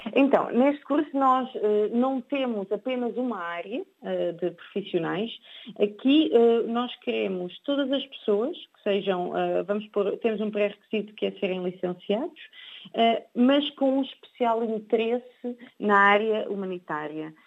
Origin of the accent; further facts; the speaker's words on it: Portugal; sou portuguesa